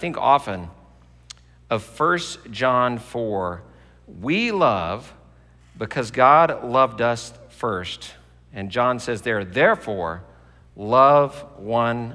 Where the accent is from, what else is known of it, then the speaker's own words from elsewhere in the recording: Texas, United States; moved away; I grew up in Texas